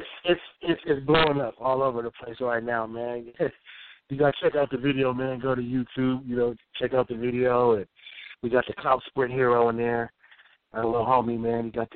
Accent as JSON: {"language": "English", "town": "Oakland", "region": "California", "country": "United States", "said": "I'm from Oakland, man. We ain't, you know what I'm saying? We some players from Oakland"}